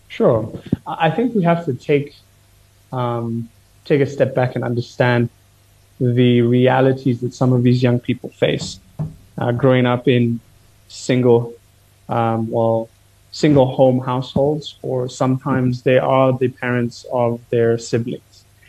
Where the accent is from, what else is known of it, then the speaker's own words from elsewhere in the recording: Kenya; I'm Kenyan